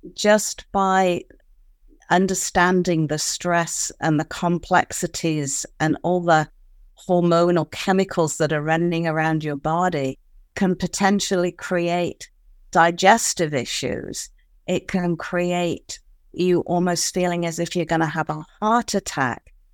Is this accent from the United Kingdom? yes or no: yes; United Kingdom; being a Brit